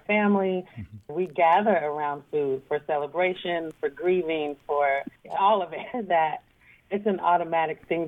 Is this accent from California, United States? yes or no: no; Portland, Oregon, United States; moved away as an adult; now in New York, United States; talk to people in my hometown